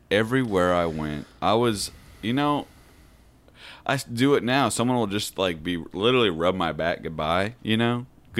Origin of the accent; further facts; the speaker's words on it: Edmonds, Washington, United States; I am 31. I grew up in Edmonds, Washington.